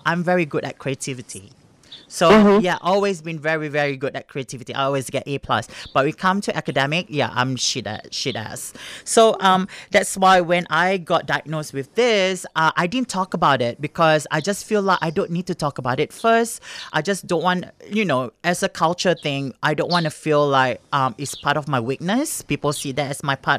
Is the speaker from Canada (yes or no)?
no; Singapore; moved away; growing up in Singapore as an Asian kid